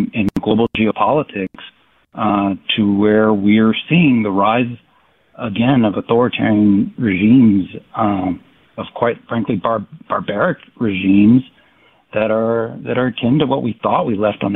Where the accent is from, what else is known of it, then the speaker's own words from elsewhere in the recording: United States; now in Madison, United States; I'm an American